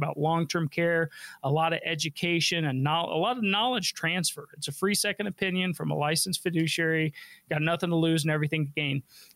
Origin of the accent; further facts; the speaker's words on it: Denver, Colorado, United States; I'm a local guy. I was born and raised here in Denver